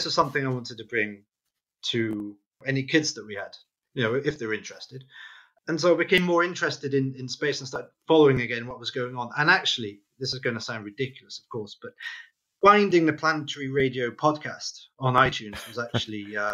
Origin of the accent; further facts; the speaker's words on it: Wales, United Kingdom; growing up in Wales